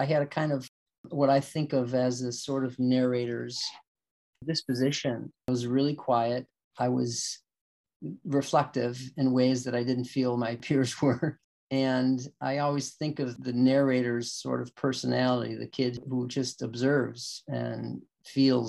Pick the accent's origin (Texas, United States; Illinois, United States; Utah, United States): Illinois, United States; Chicago; I grew up in Bridgeport, just about 6 or 7 blocks from, maybe about a mile from Comiskey Park, White Sox Park.